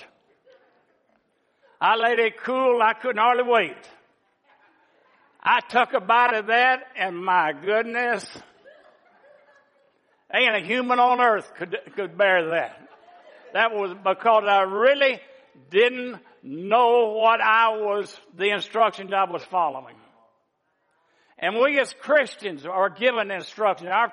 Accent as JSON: {"language": "English", "region": "the South", "country": "United States", "moved": "as an adult", "said": "I'm from the South. And I've only been up here for 50-something years, but I plan on losing this accent very soon"}